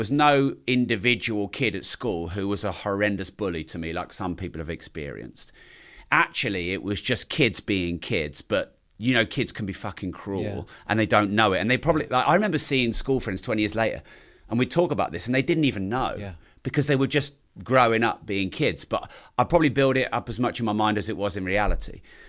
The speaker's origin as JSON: {"language": "English", "region": "East of England", "country": "United Kingdom", "tie": "born or raised there", "said": "Growing up wasn't really something I did anywhere for any length of time because Dad kept moving us around the place. So my dad's always owned pubs, bars, hotels, the odd little club. And so we always moved around Cambridgesh"}